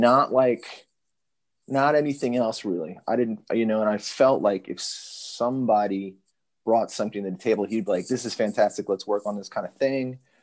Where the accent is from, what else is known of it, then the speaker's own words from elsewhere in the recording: Richmond, Virginia, United States; I grew up in Richmond, Virginia